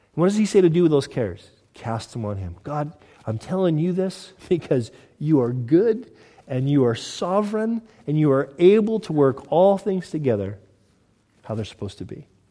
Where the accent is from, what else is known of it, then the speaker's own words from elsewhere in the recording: Southern California, United States; moved away; I'm from Southern California, originally